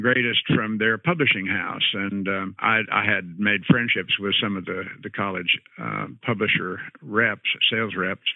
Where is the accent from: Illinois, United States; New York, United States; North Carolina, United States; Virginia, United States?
Illinois, United States; moved away as an adult; also born or lived in Auburn, Alabama; now in Florida, United States; when I grew up in Midwest in Illinois, and my dad was a college professor there at Western Illinois University.